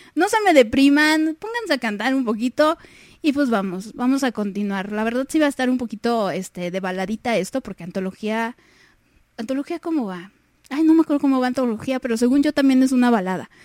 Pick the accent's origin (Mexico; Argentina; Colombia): Mexico; aquí en, México, en mi país, la verdad es que sí soy como que de la, de la media